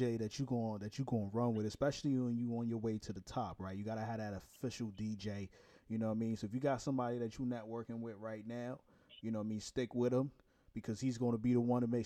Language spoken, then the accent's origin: English; New York City, New York, United States; I'm from Brooklyn